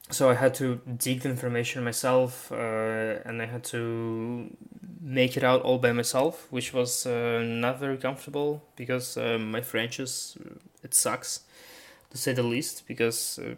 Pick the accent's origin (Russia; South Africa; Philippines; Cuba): Russia; also born or lived in Germany / Strasbourg, France; now in France; I'm from Russia and I'm studying in Europe.